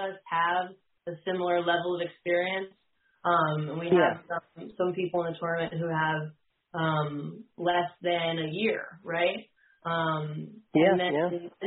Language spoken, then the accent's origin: English; New Jersey, United States; now in Virginia, United States; I live in Virginia now, but I grew up in New Jersey